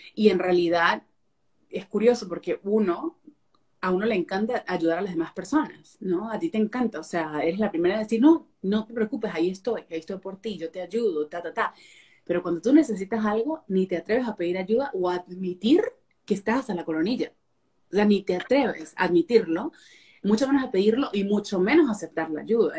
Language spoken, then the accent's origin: Spanish; Venezuela; moved away as an adult; now in Fort Worth, United States; Yo nací, crecí en Venezuela y me mudé a Texas en el 2000, no hablaba el inglés